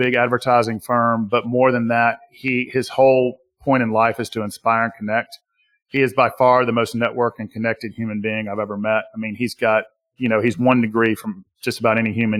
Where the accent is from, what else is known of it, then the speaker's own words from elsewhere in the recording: Southern US, United States; accent: Southern US; my Southern US accent